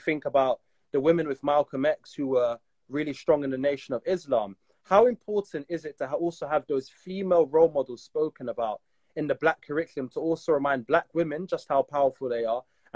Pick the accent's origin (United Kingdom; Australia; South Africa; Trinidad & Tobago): Trinidad & Tobago; I'm from Trinidad